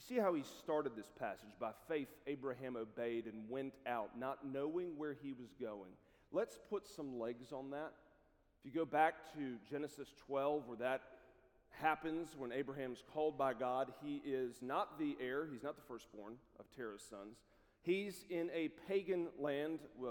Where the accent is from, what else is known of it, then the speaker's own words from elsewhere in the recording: South Carolina, United States; moved away as an adult; also born or lived in Columbia, South Carolina; now in Lookout Mountain, United States; I grew up in South Carolina